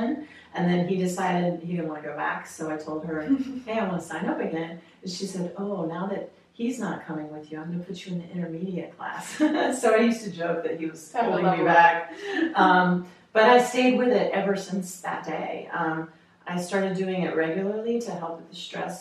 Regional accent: North Carolina, United States; moved away; also born or lived in Costa Rica; I'm originally from North Carolina

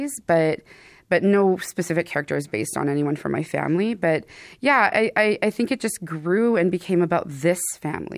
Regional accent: Thunder Bay, Ontario, Canada; In Fort William First Nation near Thunder Bay, Ontario

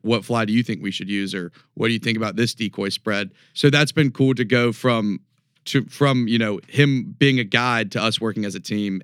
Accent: Raleigh, North Carolina, United States; moved away as an adult; also born or lived in Chapel Hill, North Carolina / Northwest Montana / Homosassa, Florida; now in Denver, United States; I'm from Raleigh, born and raised.

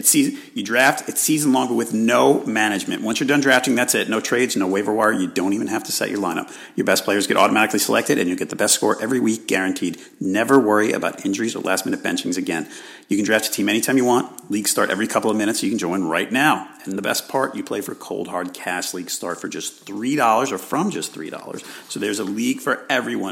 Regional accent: New York, United States; I'm from New York

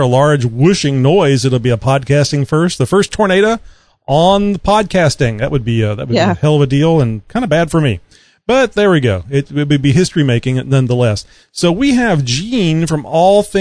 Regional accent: Baytown, Texas, United States; also born or lived in Houston, Texas / Katy, Texas; I'm from Southeast Texas. I was born in Houston, raised in Baytown, and I live in Katy

